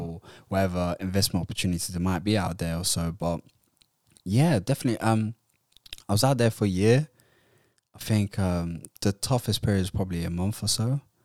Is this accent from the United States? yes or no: no; Somalia; moved away; also born or lived in Utrecht, Netherlands / London, United Kingdom; I'm from Somalia